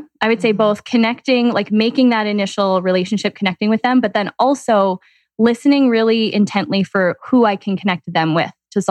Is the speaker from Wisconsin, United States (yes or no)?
yes; Green Bay, Wisconsin, United States; Green Bay, Wisconsin.